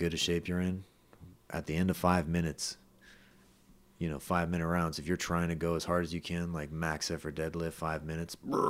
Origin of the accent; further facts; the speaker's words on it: Los Gatos, California, United States; went to Los Gatos. I'm from Los Gatos